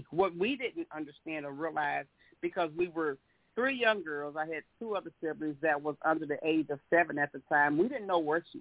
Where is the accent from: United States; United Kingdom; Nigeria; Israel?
United States; the South; we are from the South, we're from the South, and slavery was so dominant back then